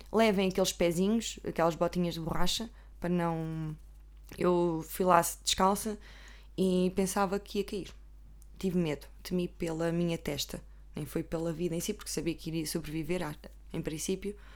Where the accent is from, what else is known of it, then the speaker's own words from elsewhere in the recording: Coimbra, Coimbra District, Portugal; Normalmente sou de Coimbra, não estou a brincar.